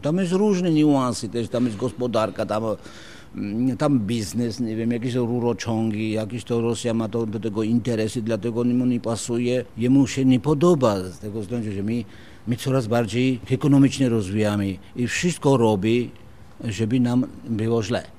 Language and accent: Polish; Imereti, Georgia; Polish is a second language; moved away as an adult; now in Wrocław, Poland; pochodzę bardziej z Imeretyn